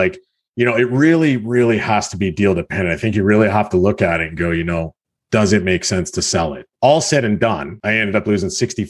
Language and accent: English; Halifax, Nova Scotia, Canada; now in Hamilton, Canada; I'm from the Hamilton area. I moved here from Halifax, Nova Scotia back in 2004. So I've been here about 16, 17 years.